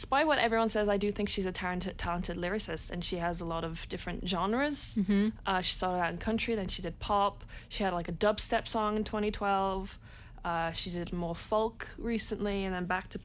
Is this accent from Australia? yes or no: no; France; moved away; I grew up in France